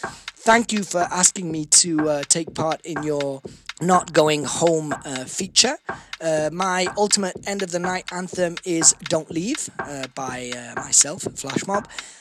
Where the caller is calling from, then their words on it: Milan, Lombardy, Italy; I'm calling directly from Milan